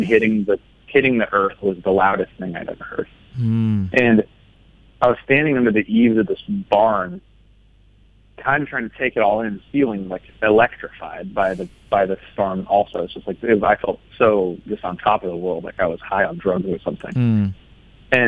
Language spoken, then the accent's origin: English; the Northwest, Pacific Northwest, United States; I grew up in the Northwest here.